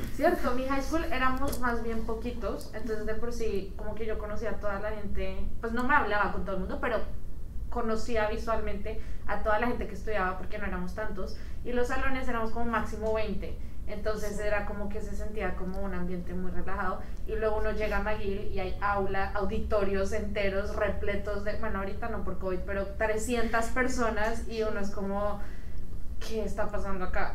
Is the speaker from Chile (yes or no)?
no; Colombia; moved away as an adult; now in Montreal, Canada; éramos colombianos